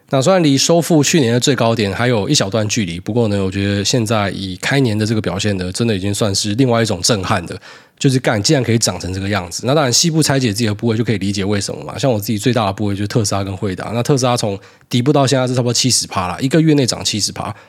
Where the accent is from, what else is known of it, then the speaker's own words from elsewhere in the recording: Taiwan; also born or lived in Hualien / Miaoli; 苗栗跟花莲那个气质真的蛮像的。我刚好就是诞生在，呃，这两个地方的协同之下